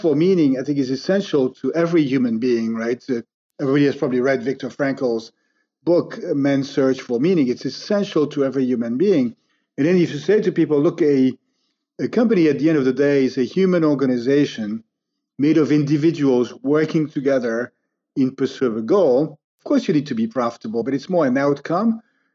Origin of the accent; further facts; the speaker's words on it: France; I grew up in France in a middle-class family, three brothers